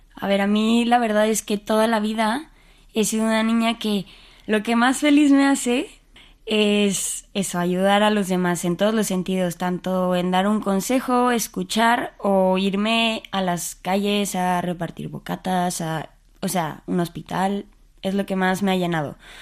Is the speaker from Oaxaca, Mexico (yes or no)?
no; Mexico City, Mexico; moved away as an adult; now in Spain; Nací en la Ciudad de México y pues ahí he vivido toda mi vida.